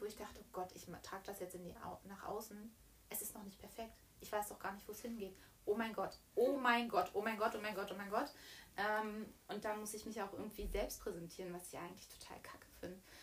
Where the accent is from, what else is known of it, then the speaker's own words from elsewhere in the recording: Bad Wilsnack, Brandenburg, Germany; Wir kommen ja beide aus Bad Wilsnack, aus der mhm. wundervollen Prignitz